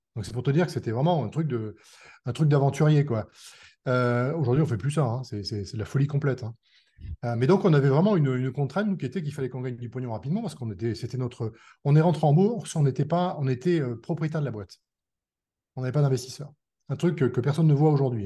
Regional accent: France; on est des Français

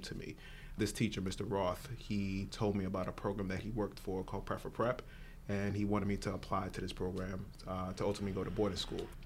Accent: New York City, New York, United States; moved away; grew up Born and raised in Brooklyn, New York, first generation person in this country for my family.

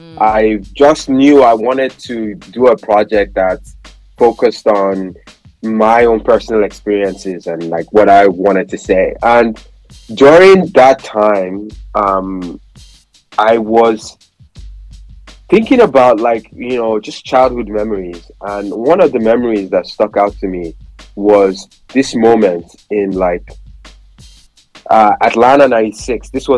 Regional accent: Nigeria; just that memorabilia of like, being Nigerian. And like, you know, at that point, I was so proud to be Nigerian.

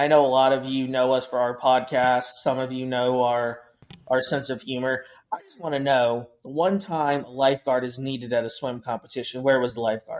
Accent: Maryland, United States; because I'm from Maryland

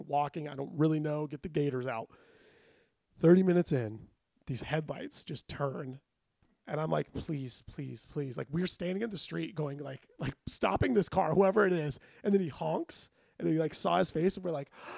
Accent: Los Angeles, California, United States

